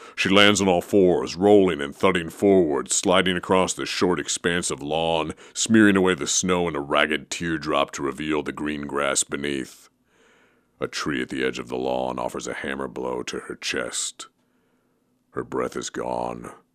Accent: Oregon, United States; growing up in Oregon

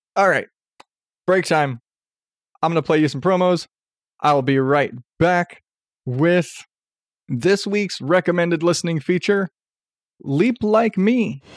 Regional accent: Arizona, United States; I grew up in Arizona

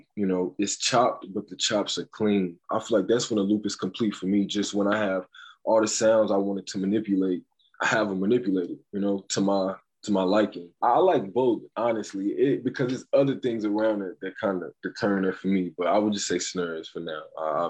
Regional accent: Ferguson, Missouri, United States; I'm from St. Louis, Missouri, Ferguson in particular.

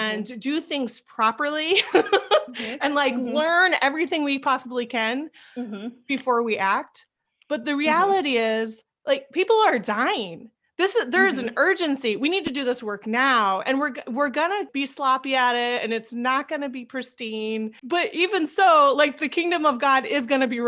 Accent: Northeast Iowa, United States; moved away as an adult; Being a white Midwesterner, growing up in Northeast Iowa, close to Minnesota

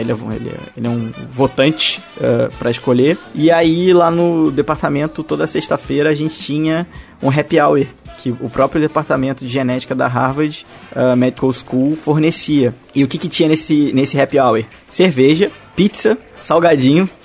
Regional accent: Brazil; eu sou do Brasil

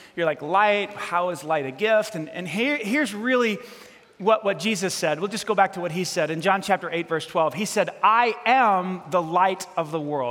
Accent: New York City, New York, United States; moved away; I grew up in New York City.

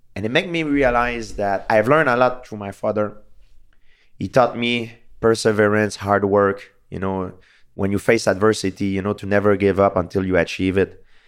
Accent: Canada; I'm from Canada

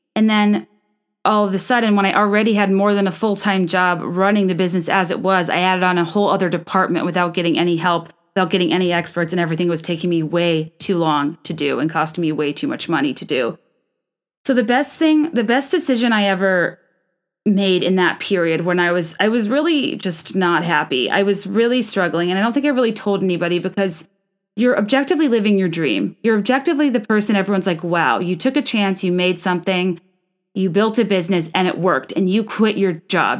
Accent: Virginia, United States; also born or lived in New York; now in Chicago, United States; I'm from Virginia

